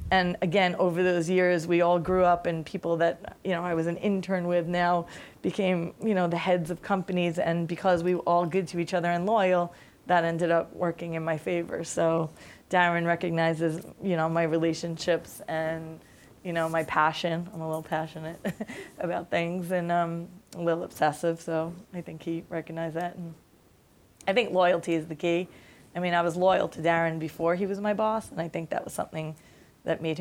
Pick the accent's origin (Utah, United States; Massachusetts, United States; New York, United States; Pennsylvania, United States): New York, United States; Staten Island; I come from Staten Island. My accent was way thicker back in the day.